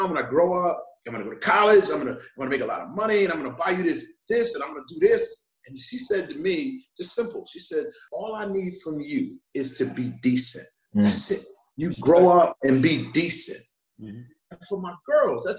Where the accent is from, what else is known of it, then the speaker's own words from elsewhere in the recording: Long Island, New York, United States; I grew up in Long Island